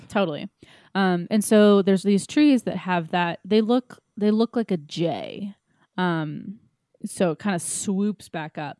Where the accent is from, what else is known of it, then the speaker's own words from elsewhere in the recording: East Coast, United States; I'm too from the East Coast